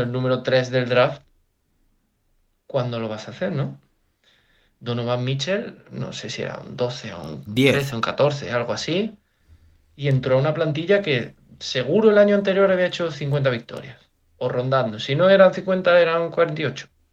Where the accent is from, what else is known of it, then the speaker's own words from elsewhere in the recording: Jaén, Andalusia, Spain; soy de Jaén